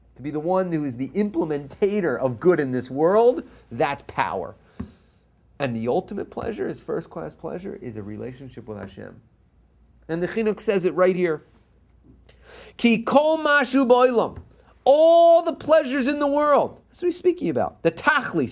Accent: East Coast, United States; now in Los Angeles, United States; I'm from the East Coast.

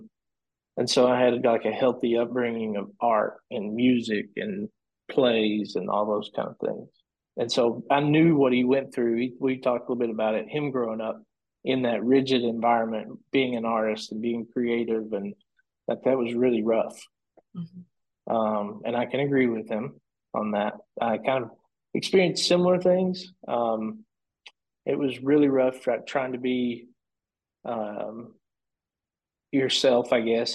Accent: Elkhorn City, Kentucky, United States; now in Lexington, United States; I'm from Elkhorn City, Pikeville area in eastern Kentucky in Pike County. So I can go back to when I was young, where Dad had a studio

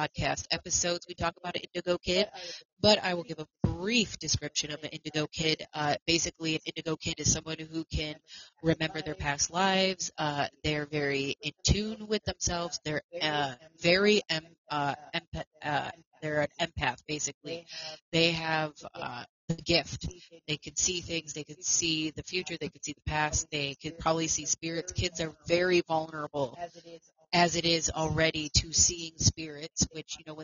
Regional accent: Buffalo, New York, United States; I was also born and raised in Buffalo, New York as well. That is my hometown. That is where I am from.

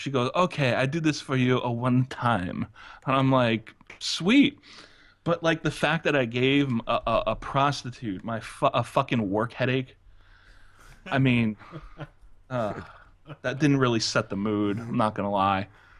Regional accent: United States; Well, since I'm American, so my eyes are going to get really, really gigantic.

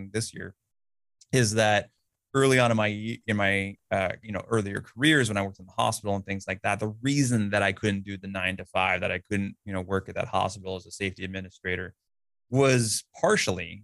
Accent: California, United States; my house growing up in California

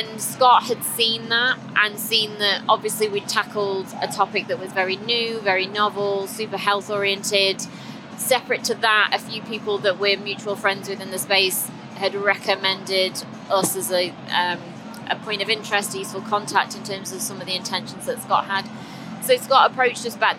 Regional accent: Stoke-on-Trent, West Midlands, United Kingdom; I'm from Stoke originally

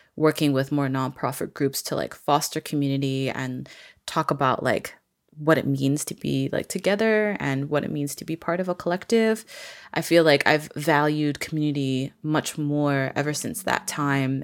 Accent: Vancouver, British Columbia, Canada; I'm originally from Vancouver, B C

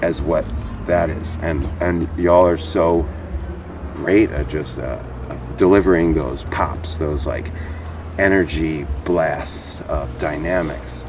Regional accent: Philadelphia, Pennsylvania, United States; also born or lived in New Jersey; I'm from the Philly area

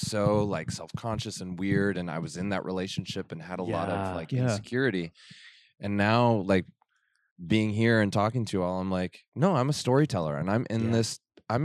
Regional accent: Farmington, New Mexico, United States; moved away; I grew up in Farmington, New Mexico. Uh-huh. It's a border town next to the Navajo Reservation.

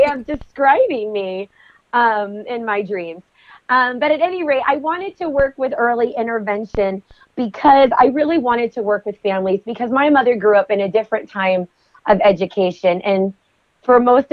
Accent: Utah, United States; also born or lived in Las Vegas, Nevada; my home state in Utah

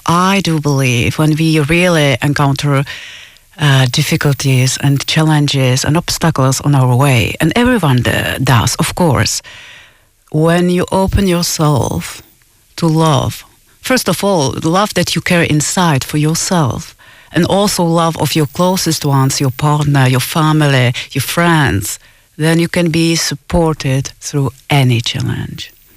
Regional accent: Czechia; moved away; I'm originally from Czech Republic, so of course I give quite a lot of gigs in Czech Republic

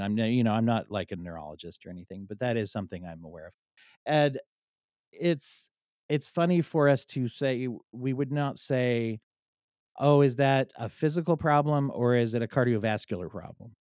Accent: Pennsylvania, United States; I grew up in Pennsylvania

